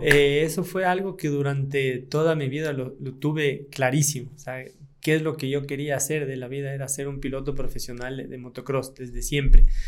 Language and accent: Spanish; Latacunga, Cotopaxi, Ecuador; mi provincia Cotopaxi